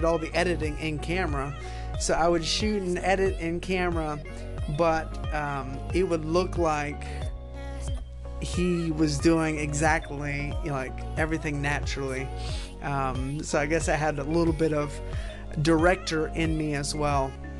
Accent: Chicago, Illinois, United States; born there; I was born right outside of Chicago, Illinois

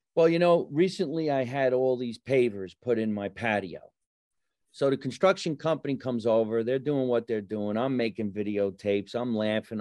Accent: New Jersey, United States; moved away as an adult; also born or lived in California; you're in my hometown. I'm on the street I grew up

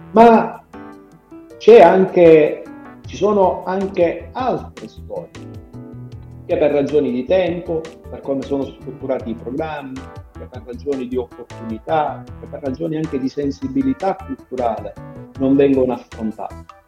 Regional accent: Sicily, Italy; io da siciliano

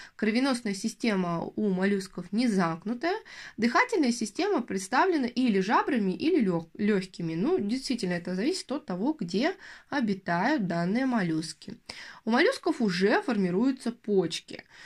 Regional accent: Yaroslavl, Yaroslavl Oblast, Russia; я, в частности, из Ярославля

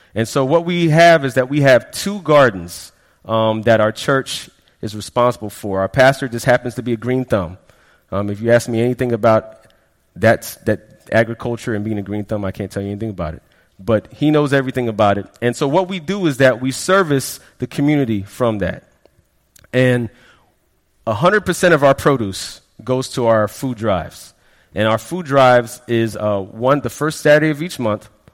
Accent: Florida, United States; also born or lived in Queens, New York / Brooklyn, New York; I am a Floridian because we moved down here in the late 80s

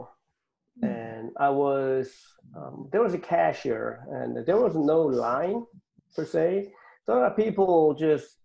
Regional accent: Seoul, South Korea; moved away as an adult; now in United States; I was born in Seoul, Korea, South Korea. And then I came here to the United States when I was 23

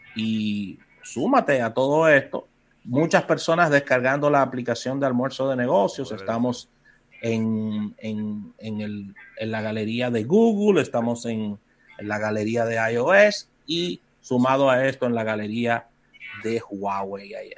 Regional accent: Dominican Republic; nuestro país

